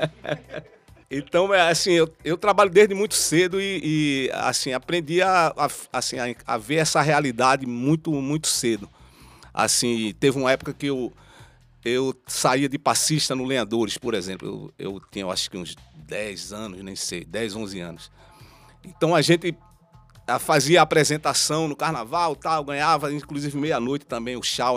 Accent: Recife, Pernambuco, Brazil; Eu também sou da Mostardinha ali do, da rua João Trajano

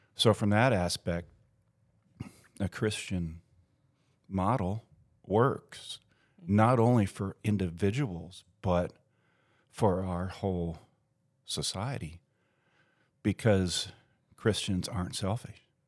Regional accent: United States; my identity as American

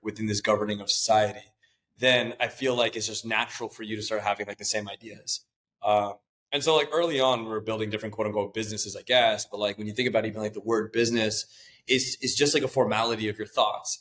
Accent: Mountain View, California, United States; I was born and raised in Mountain View

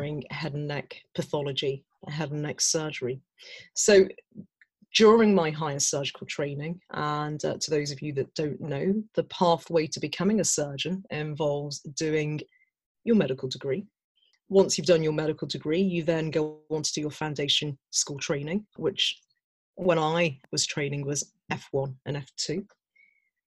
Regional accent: Birmingham, West Midlands, United Kingdom; I was born and brought up in Birmingham, the West Midlands.

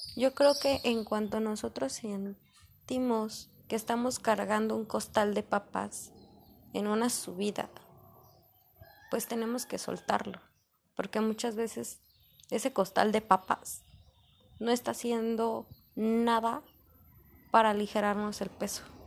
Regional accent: Mexico; como mexicanos, nosotros aquí

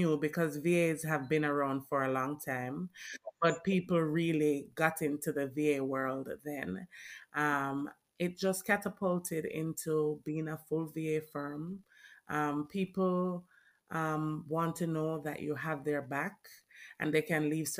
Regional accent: Jamaica; I'm Jamaican born.

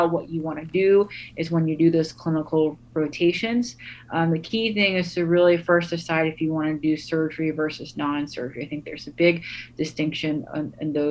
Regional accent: United States; where I come from as an American, a Vietnamese American

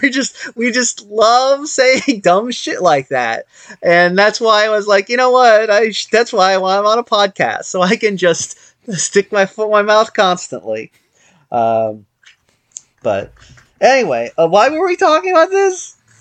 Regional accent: United States; I'm an American

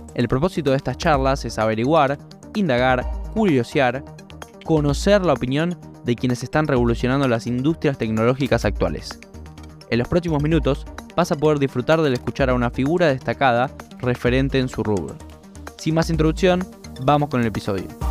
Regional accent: Argentina; como argentinos

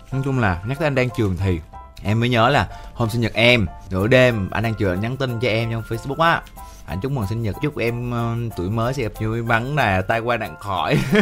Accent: Vietnam; accent: mountain-region (rural) accent; cái giọng em là cái giọng miền núi

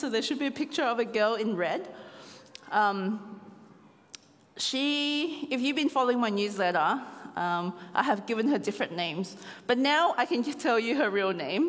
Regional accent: Australia; moved away as an adult; now in Cambodia; as a descendant of Chinese and Vietnamese, but born in Australia

